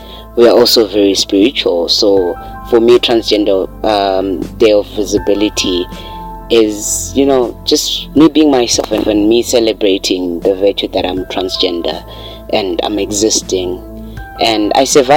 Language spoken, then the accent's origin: English; Zimbabwe; I'm from Zimbabwe, coming from Azowe